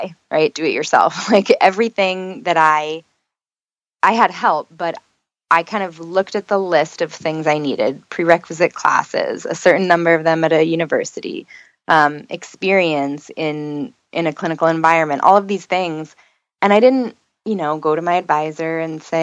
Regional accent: New York, United States; moved away as an adult; now in Florida, United States; I'm from New York

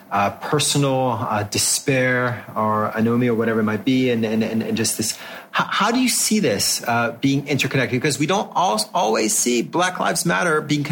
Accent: France; moved away; I grew up in France and I promise you that they're doing the same thing as they did when I was in school in the 1980s

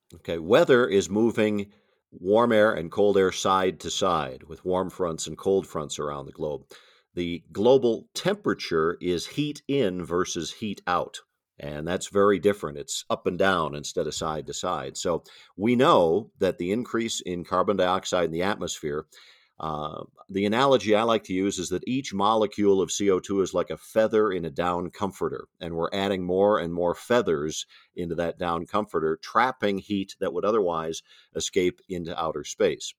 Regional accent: Madison, Wisconsin, United States; I grew up in Madison, Wisconsin

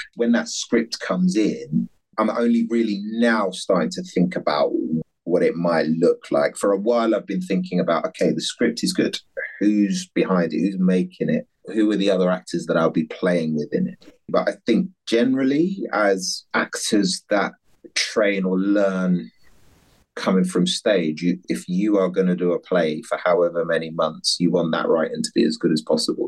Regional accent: London, United Kingdom; also born or lived in Dunstable, Bedfordshire; I was born in Fulham and went to school in Dunstable, we lived in a council high rise flat

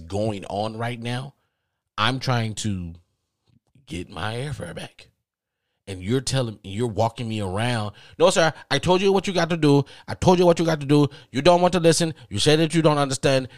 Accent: the South, United States; accent: Southern drawl; I'm from the South, and maybe I do have a Southern draw

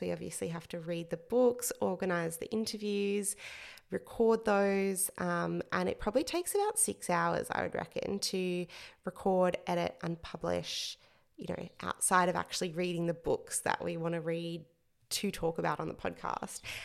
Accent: central Queensland, Australia; moved away as an adult; also born or lived in England; I worked as a newspaper journalist for five years in my hometown in central Queensland in Australia

